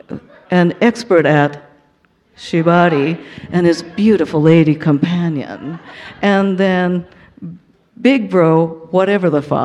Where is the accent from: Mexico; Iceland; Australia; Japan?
Japan; Tokyo; in the bowels of Tokyo, my hometown.